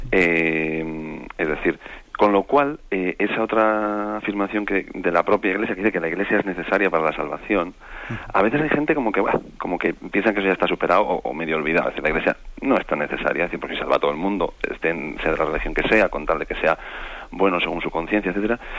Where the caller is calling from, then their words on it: Vitoria, Basque Country, Spain; de Vitoria.